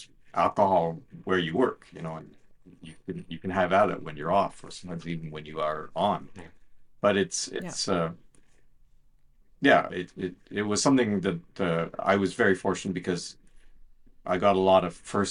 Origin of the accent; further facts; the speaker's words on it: Ottawa, Ontario, Canada; I've been a full-time journalist for 33 years here at the Ottawa Citizen, my hometown newspaper